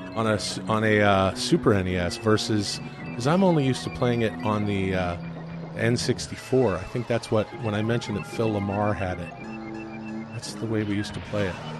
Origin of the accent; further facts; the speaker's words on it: Canada; I'm Canadian.